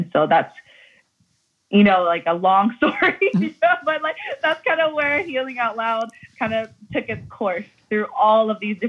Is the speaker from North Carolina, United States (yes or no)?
yes; North Carolina, United States; I come from North Carolina. My family grew up in a primarily white community there. And so we had about maybe 2 or 3, 4 or 5 Lao families within a 10, 15 mile radius.